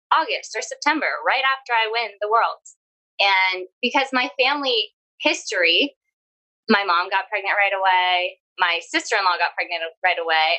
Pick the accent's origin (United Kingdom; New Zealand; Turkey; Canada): Canada; now in Orlando, United States; I live in Orlando, Florida. I'm originally from Canada